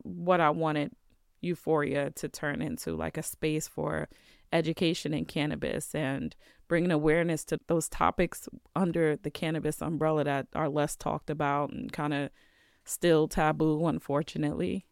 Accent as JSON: {"language": "English", "town": "New York City", "region": "New York", "country": "United States", "tie": "born or raised there", "moved": "yes", "lives_now": "Vermont, United States", "said": "growing up in the city"}